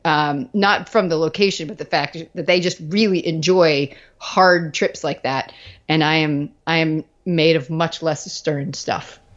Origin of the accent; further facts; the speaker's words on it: Virginia Beach, Virginia, United States; moved away as an adult; also born or lived in New England / Dallas; I grew up in Virginia Beach